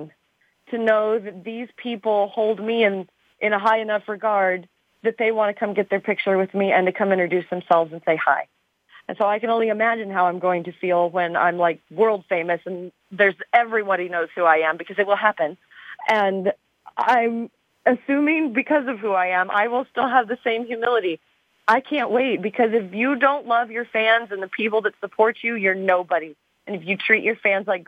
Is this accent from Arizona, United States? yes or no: yes; Arizona, United States; I'm from Arizona.